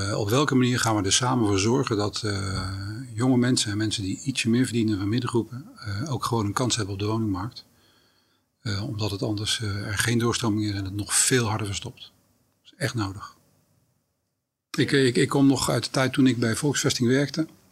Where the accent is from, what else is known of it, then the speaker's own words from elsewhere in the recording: Rotterdam, South Holland, Netherlands; also born or lived in The Hague; opgegroeid in Rotterdam-Zuid